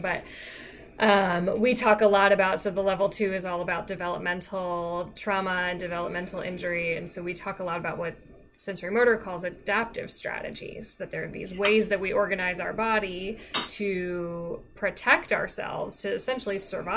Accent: Virginia, United States; I'm from Virginia

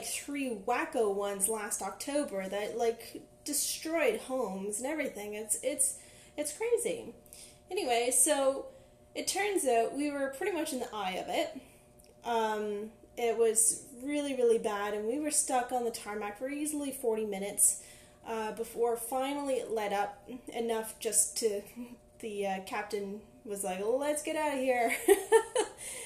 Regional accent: Ottawa, Ontario, Canada; moved away as an adult; now in Victoria, Canada; I was from Ottawa. I've lived there most of my life. I moved to Victoria, BC last May

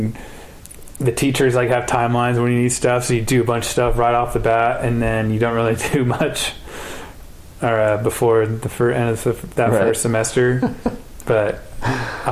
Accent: Northern California, United States; I grew up in NorCal

